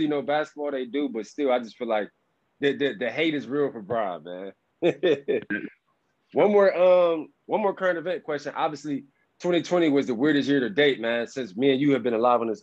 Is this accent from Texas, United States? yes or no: no; Cleveland, Ohio, United States; I grew up in Cleveland